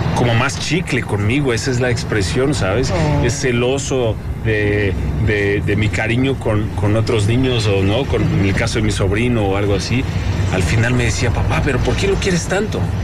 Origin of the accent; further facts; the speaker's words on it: Caçapava do Sul, Rio Grande do Sul, Brazil; now in Mexico; donde nací, en Casapava se llama, hace mucho frío. ¿no? En el sur de Brasil